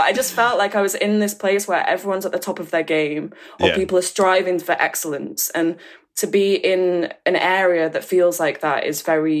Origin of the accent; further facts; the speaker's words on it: Oldham, North West England, United Kingdom; accent: Northern; moved away; also born or lived in Oxford; I'm from Oldham. So I went from Oldham and then I moved to Oxford